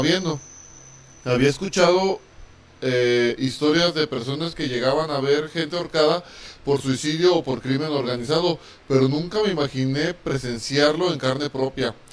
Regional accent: Mexico; somos mexicanos. Y, aquí en México se celebra el Día de Muertos

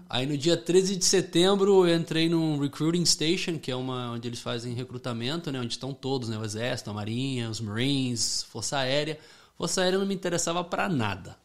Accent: Fairfield, Connecticut, United States; moved away as an adult; also born or lived in Rio de Janeiro, Brazil; now in Florida, United States; eu nasci no Rio de Janeiro. É, morei lá, né, até os oito anos de idade, daí eu vim aqui para os Estados Unidos. Aí eu cresci lá em Connecticut

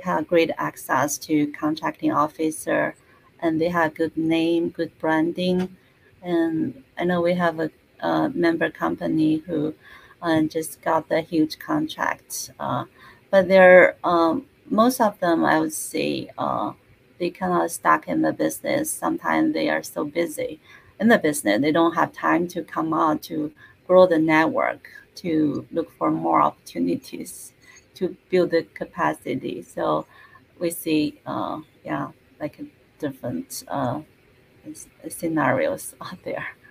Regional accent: China; moved away as an adult; now in United States; originally, I was born in China. So mm-hmm. I spent almost half of my life in China and half of my life in US

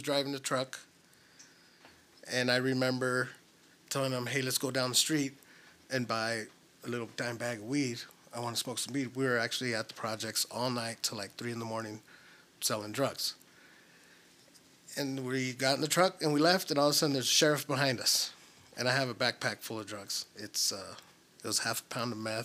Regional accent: Tempe, Arizona, United States; also born or lived in Guaymas, Sonora, Mexico; I grew up in Tempe, Arizona, and in Mexico, in Sonora

